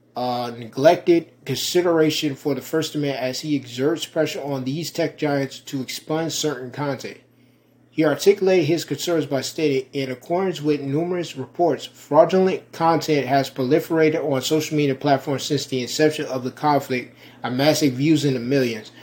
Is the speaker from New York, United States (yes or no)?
yes; Rochester, New York, United States; moved away; my hometown of Rochester, New York